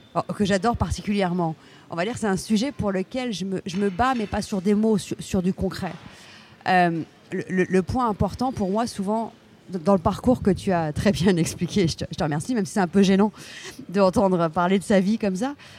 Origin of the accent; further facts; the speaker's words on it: France; Je suis française, européenne, très fière de l'être